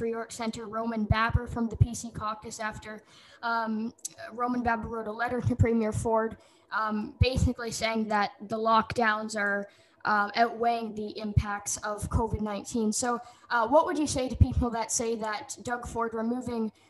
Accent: Durham Region, Ontario, Canada; I'm from Durham region

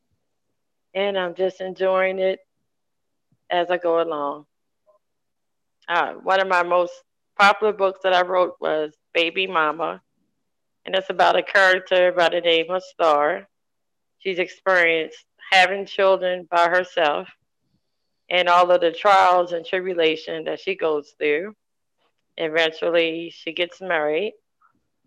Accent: Maryland, United States; I'm from Maryland.

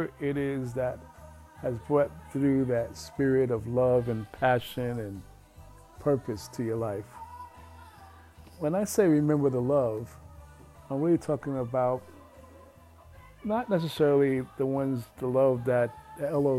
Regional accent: New York City, New York, United States; growing up in Red Fern Projects

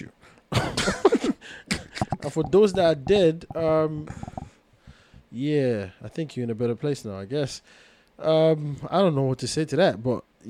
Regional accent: Nigeria; I'm from Nigeria

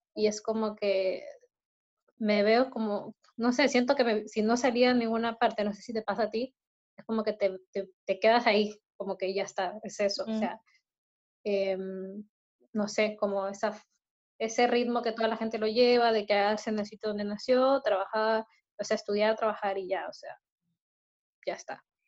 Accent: Peru; also born or lived in Brazil; now in Chile; yo nací en Perú

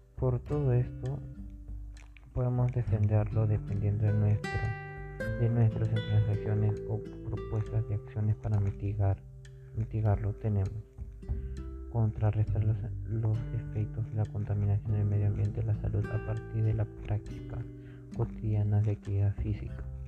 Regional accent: Peru; nosotros como peruanos

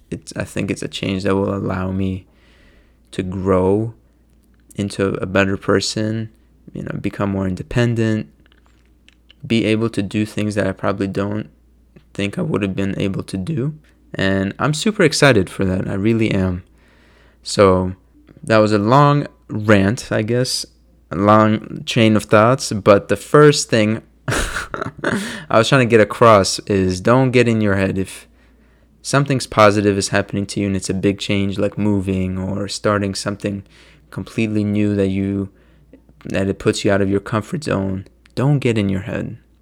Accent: Maryland, United States; moved away as an adult; now in New Jersey, United States; I'm from Maryland, and it's only two and a half hours from where I live

